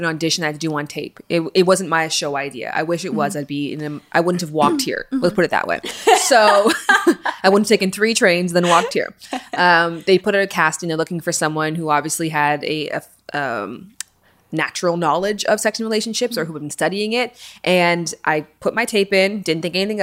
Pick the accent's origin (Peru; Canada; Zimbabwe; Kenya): Canada; now in Los Angeles, United States; I come from Canada